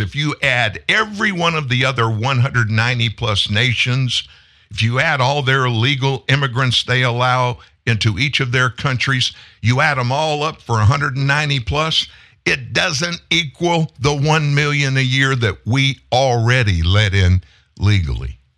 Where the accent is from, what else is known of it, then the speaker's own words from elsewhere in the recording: Texas, United States; I'm from Texas. I live not far away from your border